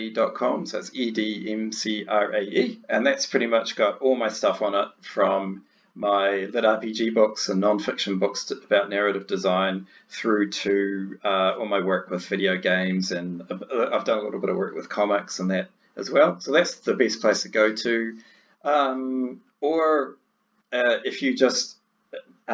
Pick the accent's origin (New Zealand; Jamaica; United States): New Zealand; being a Kiwi, and especially a small town Kiwi